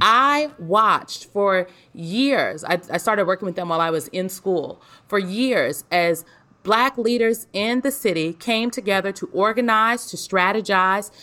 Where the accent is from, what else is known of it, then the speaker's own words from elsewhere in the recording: Omaha, Nebraska, United States; moved away; I'm from Omaha, North Omaha specifically. And I grew up in like a, a close knit community